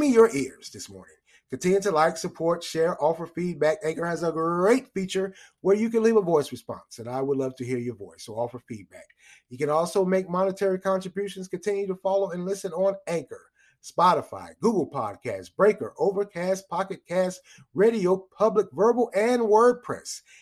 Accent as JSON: {"language": "English", "country": "United States", "said": "We're American citizens."}